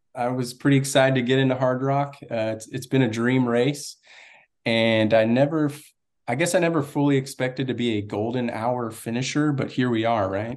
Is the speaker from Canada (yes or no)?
no; Austin, Texas, United States; also born or lived in Laredo, Texas; now in Florida, United States; when I was about one, we moved to Austin. And so I pretty much grew up in Austin, Texas.